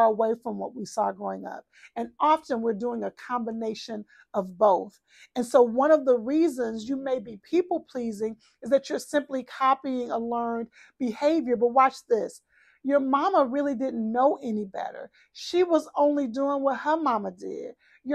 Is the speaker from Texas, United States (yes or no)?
yes; Texas, United States; I'm from Texas